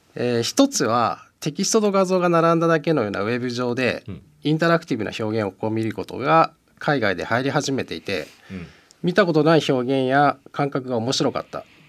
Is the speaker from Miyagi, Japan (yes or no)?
no; Musashino, Tokyo, Japan; 僕生まれも吉祥寺で今もずっと吉祥寺なんですよ